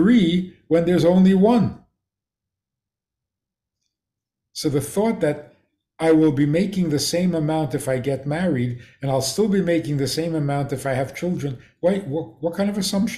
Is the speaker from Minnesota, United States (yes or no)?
yes; Minnesota, United States; moved away; I come from Minnesota.